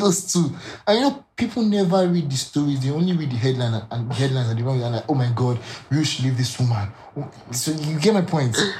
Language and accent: English; Nigeria; I can speak for Nigeria because I grew up in Nigeria